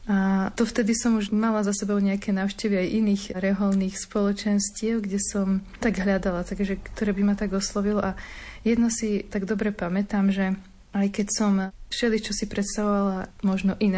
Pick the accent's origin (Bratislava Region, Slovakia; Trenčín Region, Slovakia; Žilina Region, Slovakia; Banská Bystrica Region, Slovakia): Trenčín Region, Slovakia; Bánovce nad Bebravou; ja pochádzam z Bánovi, z Bebrou